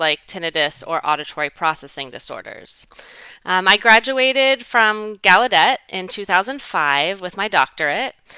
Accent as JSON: {"language": "English", "region": "Southwest Florida", "country": "United States", "tie": "born or raised there", "also_born_or_lived": "Fairfax, Virginia / Washington, D.C.", "said": "my husband and I, decided to come back to my hometown of Southwest Florida in 2008"}